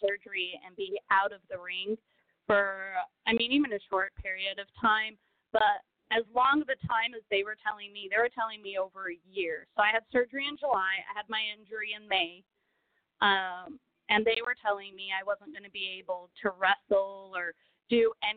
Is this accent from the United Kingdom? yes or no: no; Brazil; English is a second language; now in Texas, United States; I was born in Brazil. I was raised in Brazil.